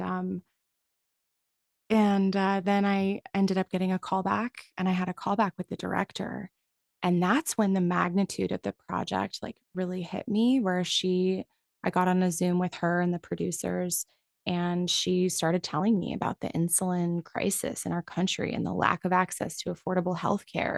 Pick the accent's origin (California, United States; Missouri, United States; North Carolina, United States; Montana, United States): California, United States; San Francisco Bay Area; I grew up in the San Francisco Bay Area